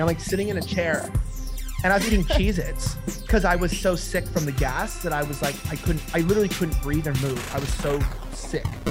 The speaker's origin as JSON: {"language": "English", "country": "United States", "said": "being an American"}